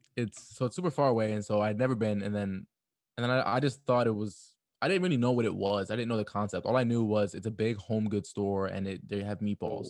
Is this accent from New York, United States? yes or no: yes; New York City, New York, United States; a New Yorker